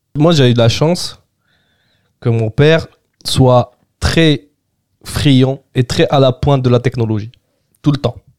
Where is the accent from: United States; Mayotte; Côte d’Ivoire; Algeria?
Algeria; French is a second language; moved away as an adult; also born or lived in Germany; now in Paris, France; je suis né en Algérie les 3 4 premières années été en Algérie j'ai fait que 6 mois en Allemagne